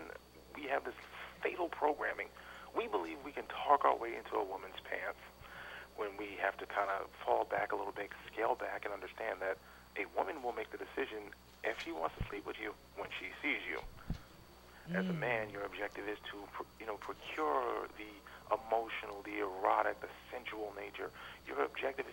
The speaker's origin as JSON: {"language": "English", "town": "New York City", "region": "New York", "country": "United States", "tie": "born or raised there", "moved": "as an adult", "lives_now": "Los Angeles, United States", "said": "I was born in Brooklyn, and I lived there most of my life, and I ended up moving to California"}